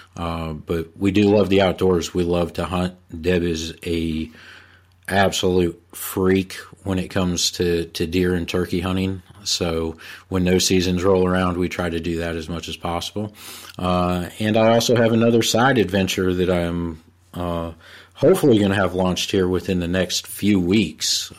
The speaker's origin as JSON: {"language": "English", "area": "Bergen County", "region": "New Jersey", "country": "United States", "moved": "as an adult", "lives_now": "North Carolina, United States", "said": "I'm originally from Bergen County, New Jersey, uh, and I moved down to North Carolina in, in the early nineties"}